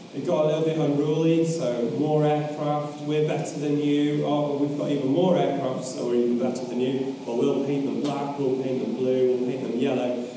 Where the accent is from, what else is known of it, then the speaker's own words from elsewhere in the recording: York, Yorkshire and the Humber, United Kingdom; moved away as an adult; also born or lived in North East England / Newcastle upon Tyne; born in North Yorkshire, so I was born in York. Uh, lived there the majority of my life.